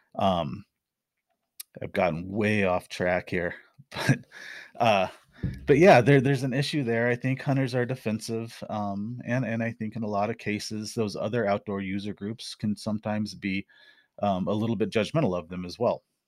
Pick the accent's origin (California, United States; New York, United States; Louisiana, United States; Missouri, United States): Missouri, United States; Missouri Ozarks, United States; moved away; also born or lived in Arizona; I grew up in the Missouri Ozarks